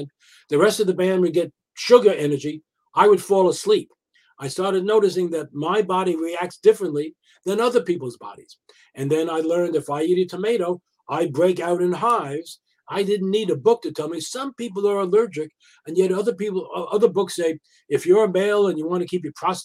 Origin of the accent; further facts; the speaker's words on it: New York, United States; I come from New York